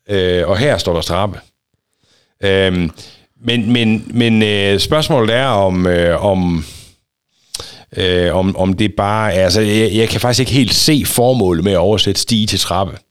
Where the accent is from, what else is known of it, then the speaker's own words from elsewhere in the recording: Snejbjerg, Central Denmark Region, Denmark; jeg kan huske hjemme i Snejbjerg Kirke